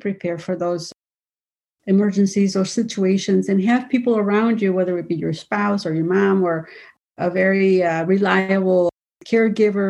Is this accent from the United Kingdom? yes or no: no; Mexico; moved away; I was from Mexico